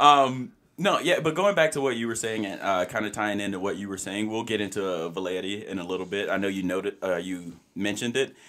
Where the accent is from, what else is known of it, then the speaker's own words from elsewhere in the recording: Alabama, United States; now in Utah, United States; I'm from Alabama